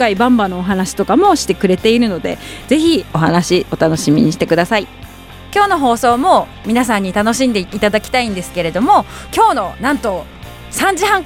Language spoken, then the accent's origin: Japanese; Hiroo, Hokkaido, Japan; 広尾町出身私と同じ広尾町出身の水野義政アナウンサーと